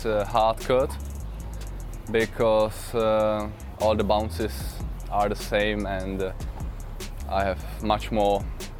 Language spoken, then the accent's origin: English; Mladá Boleslav, Central Bohemian Region, Czechia; born there; I was born in Mladá Boleslav in Czech Republic.